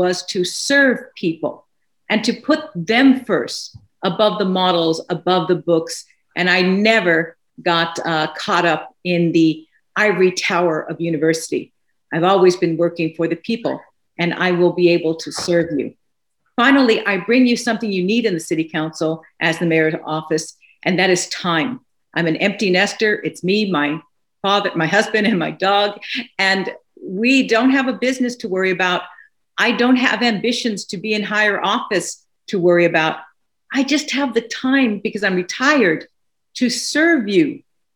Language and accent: English; Los Angeles, California, United States; now in Plano, United States; I grew up in East LA to working class parents